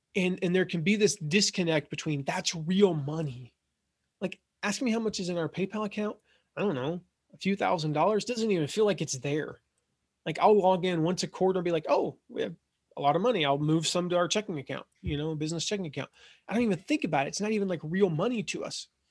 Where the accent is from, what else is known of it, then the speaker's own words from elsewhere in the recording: Franklin, Tennessee, United States; I grew up in Nashville, Franklin, Tennessee